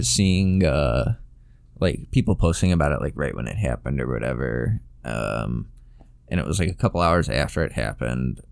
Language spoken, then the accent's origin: English; United States; I'm American